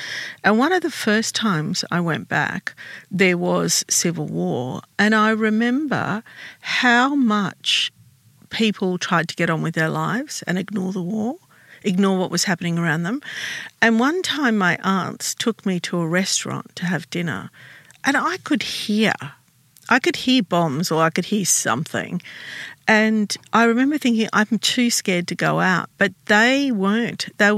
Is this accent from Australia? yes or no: yes; Australia; English is a second language; being an Australian, we're not used to that.